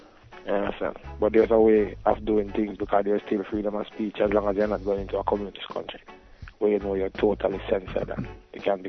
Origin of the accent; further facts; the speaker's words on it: Jamaica; being Jamaican, when you call somebody a fish, that's a joke.